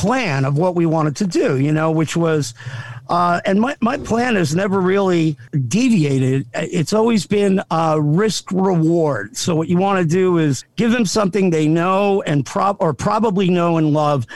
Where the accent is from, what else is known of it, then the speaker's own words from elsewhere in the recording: South Amboy, New Jersey, United States; I grew up in a little town called South Amboy, but was born in Jersey City